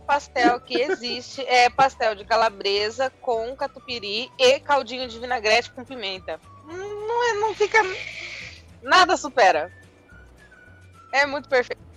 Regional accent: Sorocaba, São Paulo, Brazil; also born or lived in Votorantim; eu sempre morei aqui, sempre Votorantim, Sorocaba, que é basicamente uma coisa só.

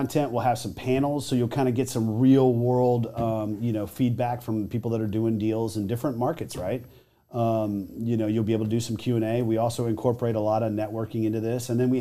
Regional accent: Texas, United States; I'm from Texas.

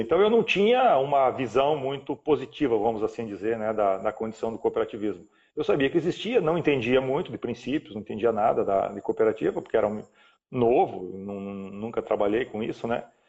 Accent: Paraná, Brazil; moved away as an adult; also born or lived in Rio Grande do Sul / Cascavel, Paraná; now in Rondônia, Brazil; Eu nasci lá com muito, muito novo, com 4, 5 anos mais ou menos, fui morar no Paraná, minha família mudou ao Paraná, onde eu fiquei

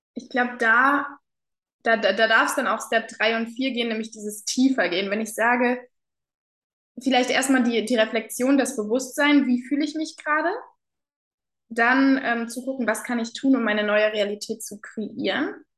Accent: Kassel, Hesse, Germany; moved away as an adult; ich war zu Corona-Zeiten dann wieder ähm, in der Heimat hier in Kassel

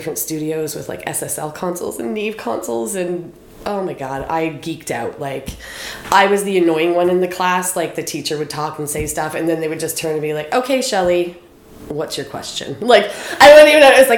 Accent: Deer Island, New Brunswick, Canada; also born or lived in St. George, New Brunswick; I'm from Deer Island. Like, that's where I was growing up. So I went to high school in St. George at Fundy High.

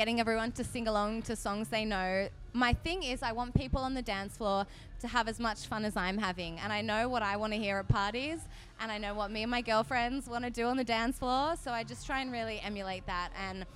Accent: Sydney, New South Wales, Australia; Sydney being my hometown is the best

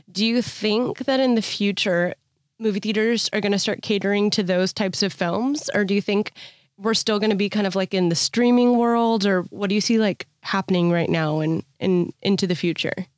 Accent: Bay Area, California, United States; I'm from the Bay Area

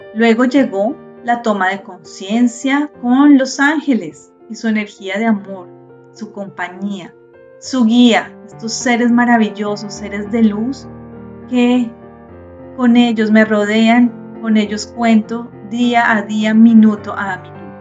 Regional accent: Colombia; Yo nací en Colombia, en una familia católica, estudié en colegio católico

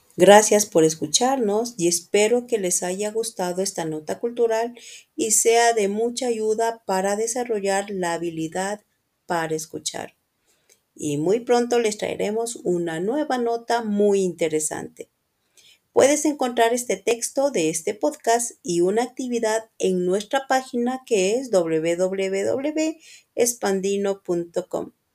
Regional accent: Quito, Pichincha, Ecuador; soy de Quito, Ecuador

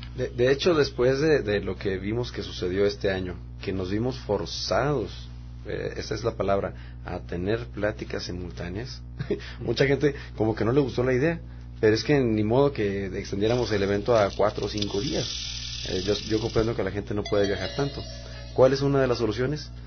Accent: Monterrey, Nuevo León, Mexico; yo soy Regio Montano, allá nací en Monterrey

